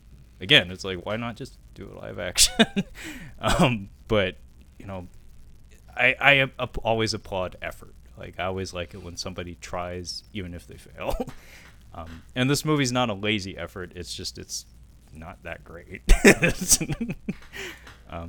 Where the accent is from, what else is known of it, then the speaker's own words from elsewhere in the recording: United States; as an American